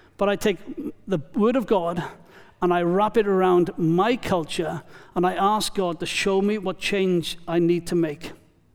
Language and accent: English; Wales, United Kingdom; now in New Zealand; I am Welsh